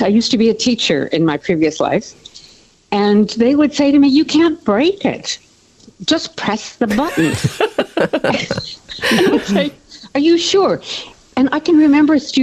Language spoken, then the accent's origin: English; Canada; now in Australia; I drink like a Canadian